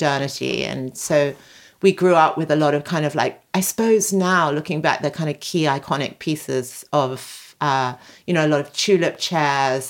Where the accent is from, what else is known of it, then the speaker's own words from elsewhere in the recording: Sydney, New South Wales, Australia; now in London, United Kingdom; I grew up in Sydney